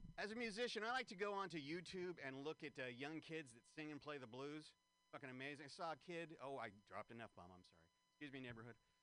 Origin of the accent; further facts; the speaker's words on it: San Francisco, California, United States; San Francisco, this is my hometown.